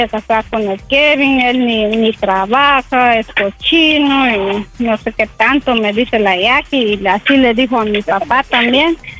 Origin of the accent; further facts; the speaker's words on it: Guatemala; moved away as an adult; now in Los Angeles, United States; llevo cuatro años y soy de Guatemala